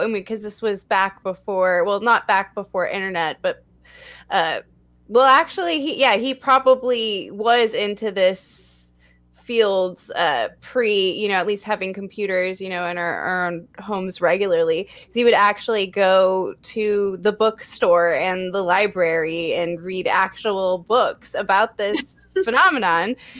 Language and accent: English; Texas, United States; my home state of Texas